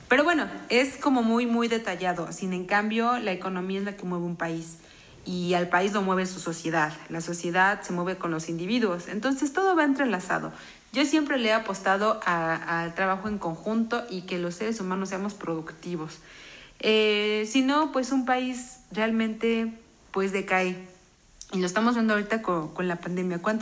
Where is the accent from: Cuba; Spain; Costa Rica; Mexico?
Mexico; Pero nosotros esperemos como mexicanos que salgamos adelante y seamos personas productivas